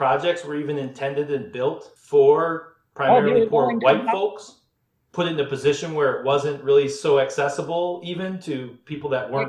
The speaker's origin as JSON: {"language": "English", "region": "Wisconsin", "country": "United States", "tie": "born or raised there", "also_born_or_lived": "Detroit", "said": "I left when I was 5 and a half. And I always like to say I was born in Detroit and raised in Wisconsin."}